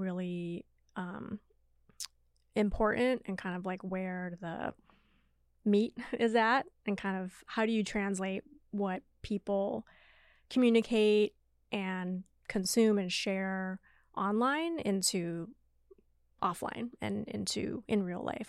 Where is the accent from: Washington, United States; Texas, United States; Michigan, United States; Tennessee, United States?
Washington, United States; Seattle; moved away as an adult; also born or lived in New York; Born and raised in Seattle for the most part